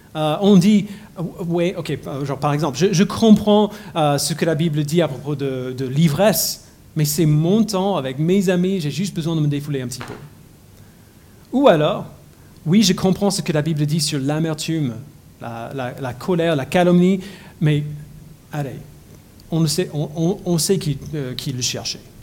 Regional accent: United States; French is a second language; moved away as an adult; J'ai grandi aux États-Unis

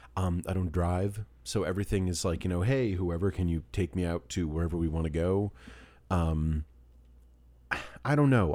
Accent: New York, United States; being a New Yorker is part of my, my, my D N

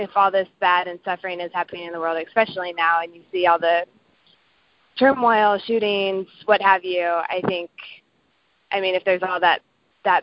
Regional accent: Kansas City, United States; I'm from Kansas City, like Paul said. I work at a children's hospital right now in Kansas City

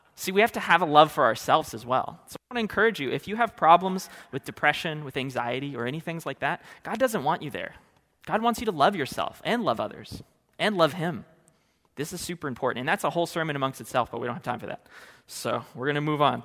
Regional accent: California, United States; moved away as an adult; now in Oregon, United States; I hail from California.

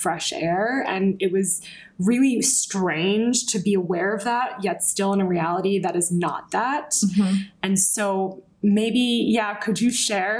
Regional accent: United States; part of my conditioning as an American

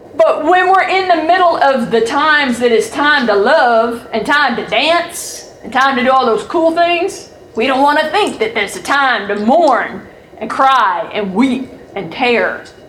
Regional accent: Georgia, United States; I'm from Georgia.

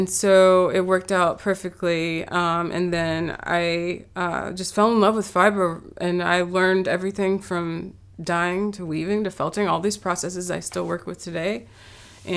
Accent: Huntersville, North Carolina, United States; I'm from North Carolina. I'm from Charlotte, but also a little outside of Charlotte, Huntersville

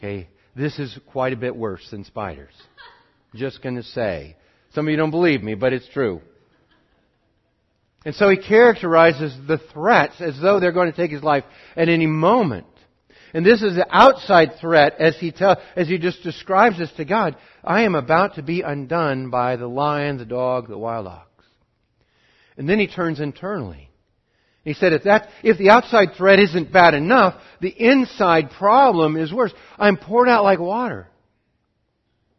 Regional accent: Montana, United States; I'm from Montana

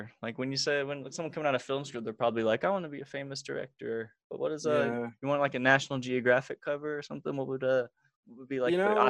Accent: Springfield, Illinois, United States; I'm from Springfield.

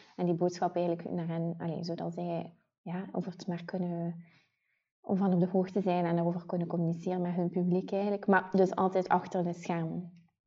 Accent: Ghent, Flanders, Belgium; accent: Ghent; Ik ben afkomstig uit Gent. Dat zullen de mensen wel horen die aan het luisteren zijn en mijn niet te verstoppen accent

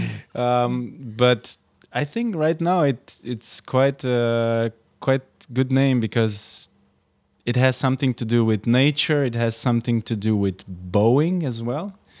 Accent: Slovenia; born or raised there; moved away as an adult; also born or lived in Rotterdam, Netherlands / Amsterdam, Netherlands

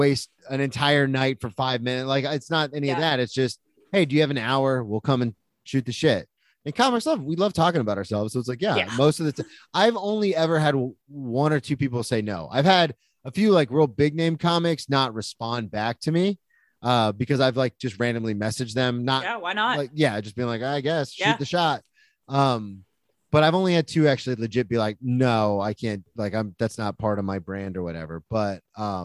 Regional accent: Florida, United States; moved away as an adult; now in New York, United States; I'm from Florida

